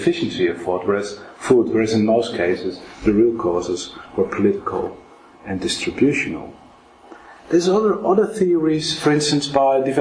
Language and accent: English; Netherlands; now in Oxford, United Kingdom; I'm from Holland